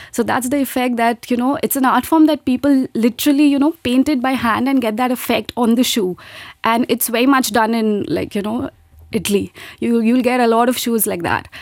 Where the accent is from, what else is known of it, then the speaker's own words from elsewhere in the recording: India; moved away as an adult; now in Luxembourg; was pursuing chartered accountancy back in my home country, India. And then I got married. I migrated here in Luxembourg